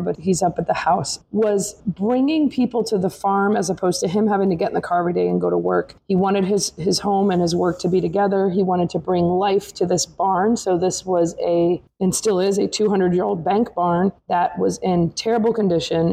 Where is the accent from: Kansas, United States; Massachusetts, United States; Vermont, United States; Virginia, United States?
Massachusetts, United States; moved away as an adult; now in Maryland, United States; I am born and raised in Massachusetts, relocated to Maryland in 2009